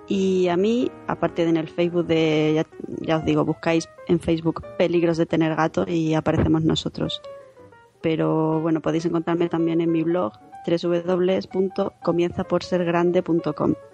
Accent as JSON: {"language": "Spanish", "town": "Zaragoza", "region": "Aragon", "country": "Spain", "said": "Estamos eso, preparando presentaciones también en Granada, en Albacete, en mi tierra, en Zaragoza."}